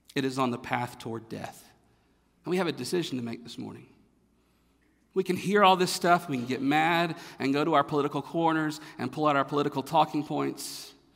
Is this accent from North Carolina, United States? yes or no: yes; North Carolina, United States; moved away; I'm from North Carolina. I'm from the South.